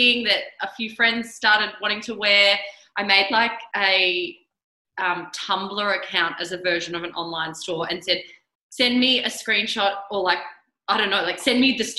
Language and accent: English; Mornington Peninsula, Victoria, Australia; also born or lived in Canada / Melbourne / Torquay; grew up here